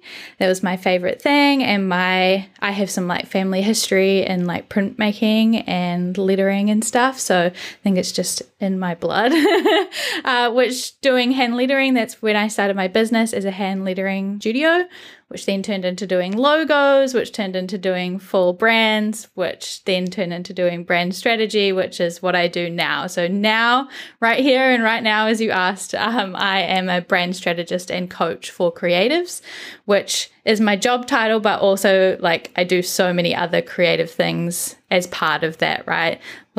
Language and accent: English; United Kingdom; now in New Zealand; I am British originally. I live in New Zealand now, and my pronouns are she, her, and I am currently 28.